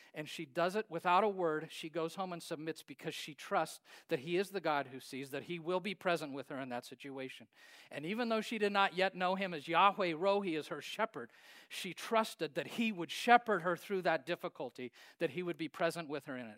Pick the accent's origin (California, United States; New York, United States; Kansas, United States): Kansas, United States; Hays; I grew up in Hayes, Kansas.